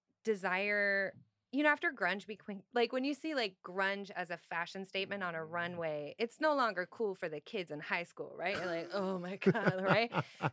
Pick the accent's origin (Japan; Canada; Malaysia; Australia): Canada; Stratford, Ontario; now in Toronto, Canada; until I was 16. I left home and moved to the city, to Toronto. But I was born in, well, technically I was born in Stratford.